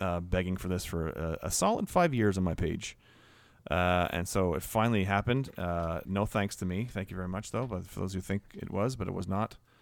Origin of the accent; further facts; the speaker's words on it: Canada; Canadian, right?